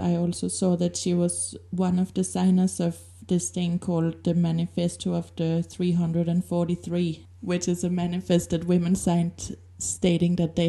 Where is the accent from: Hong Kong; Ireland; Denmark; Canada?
Denmark; the Danish girl